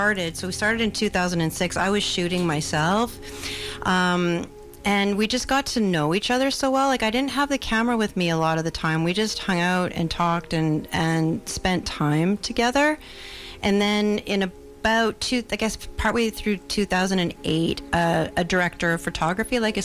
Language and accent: English; Victoria, British Columbia, Canada; I'm a filmmaker from Victoria, British Columbia.